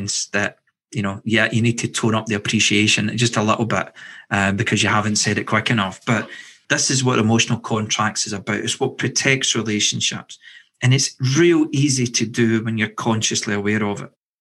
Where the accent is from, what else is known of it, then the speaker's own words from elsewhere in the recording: Scotland, United Kingdom; I'm from Scotland